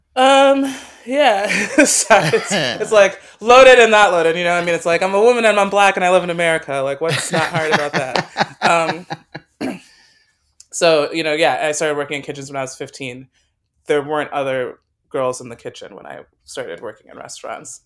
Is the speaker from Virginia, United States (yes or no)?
no; Western Massachusetts, United States; moved away as an adult; also born or lived in New York City / Wisconsin; I grew up in Western Massachusetts